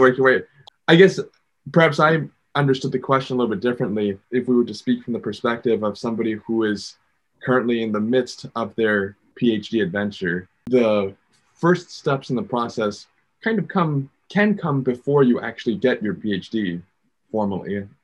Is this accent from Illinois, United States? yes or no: yes; Chicago, Illinois, United States; I grew up in Chicago